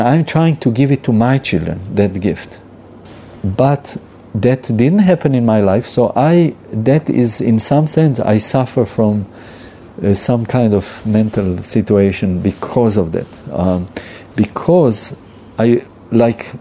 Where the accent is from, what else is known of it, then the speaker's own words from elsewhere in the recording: Israel; I'm Jewish. I was born in Israel